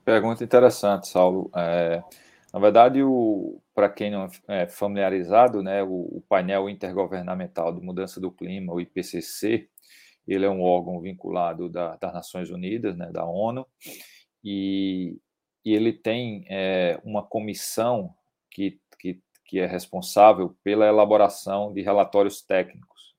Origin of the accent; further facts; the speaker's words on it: Campina Grande, Paraíba, Brazil; eu sou paraibano, é, natural de, de Campina Grande